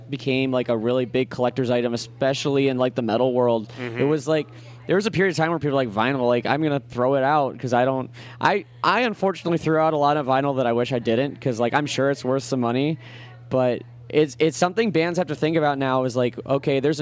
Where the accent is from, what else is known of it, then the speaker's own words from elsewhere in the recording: Akron, Ohio, United States; I'm from Akron